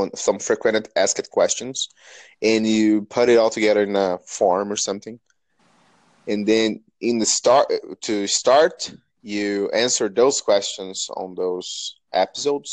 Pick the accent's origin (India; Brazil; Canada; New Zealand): Brazil; English is a second language; I'm from Brazil. You can tell that from my accent